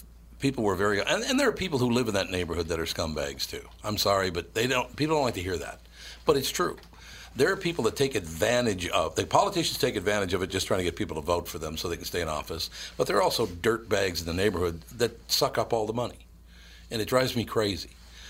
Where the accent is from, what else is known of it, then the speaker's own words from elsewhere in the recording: Minneapolis, Minnesota, United States; It's where I grew up in North Minneapolis.